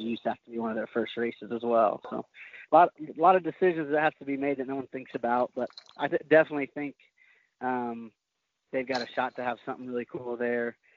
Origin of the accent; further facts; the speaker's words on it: Oklahoma, United States; I was from Oklahoma.